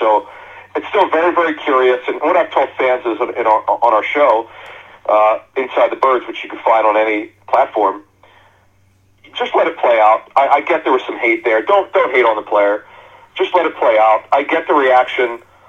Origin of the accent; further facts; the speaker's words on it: Philadelphia area, Pennsylvania, United States; I grew up here in the Philadelphia area.